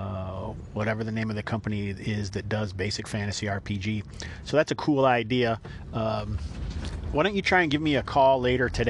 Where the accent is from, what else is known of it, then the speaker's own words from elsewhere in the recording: United States; I am American